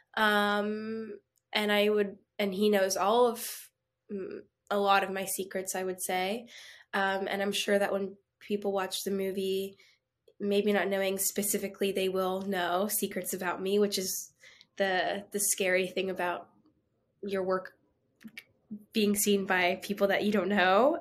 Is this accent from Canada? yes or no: yes; Canada; I'm Canadian